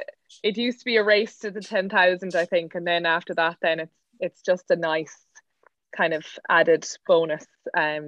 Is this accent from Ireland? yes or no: yes; Cork, Munster, Ireland; moved away as an adult; now in Kildare, Ireland; I'm from Cork